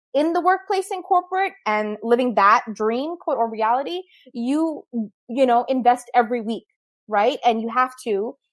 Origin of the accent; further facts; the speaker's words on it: Pakistan; moved away; as a Pakistani